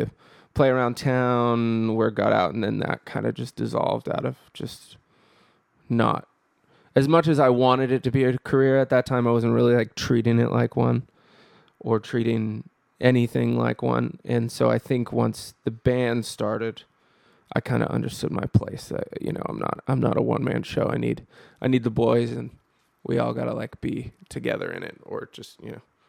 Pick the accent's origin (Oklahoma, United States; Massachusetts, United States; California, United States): California, United States; No, I'm from Northern California.